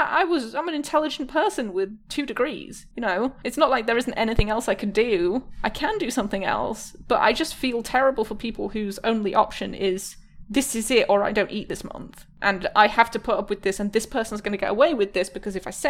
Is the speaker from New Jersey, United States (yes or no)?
no; Michigan, United States; I'm from Michigan.